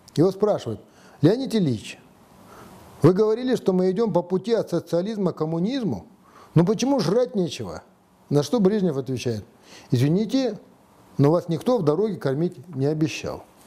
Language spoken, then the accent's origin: Russian; Kazakhstan